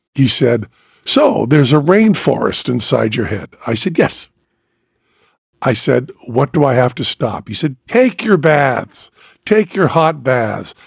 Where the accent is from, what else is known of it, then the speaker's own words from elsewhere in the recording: Western Massachusetts, United States; now in Las Vegas, United States; I was from Western Massachusetts.